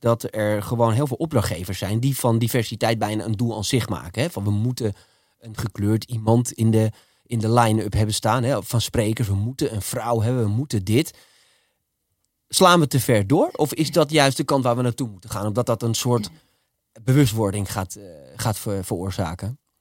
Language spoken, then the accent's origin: Dutch; Almere, Flevoland, Netherlands; ik ben in Almere opgegroeid